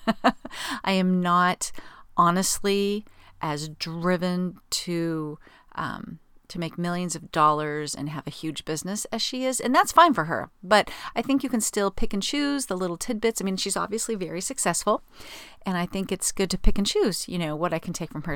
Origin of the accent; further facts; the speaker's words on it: Southern California, United States; I'm from Southern California